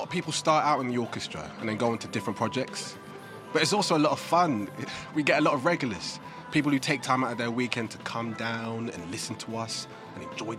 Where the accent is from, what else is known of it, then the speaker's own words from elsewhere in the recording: Reading, South East England, United Kingdom; I grew up on Wayland Street, right there, so this is my road, you know. And I'm really proud to be able to give something back because it's something to be proud of, being from around here. I'm not from Reading, I'm from the Oxford Road.